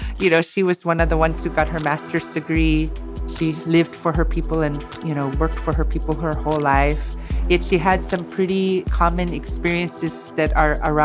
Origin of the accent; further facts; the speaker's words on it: Inupiaq, Alaska, United States; I was raised as in Inupiaq